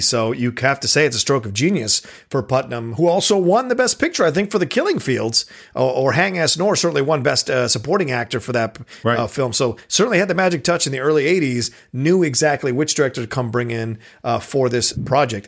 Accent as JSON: {"language": "English", "country": "United States", "said": "an American like me"}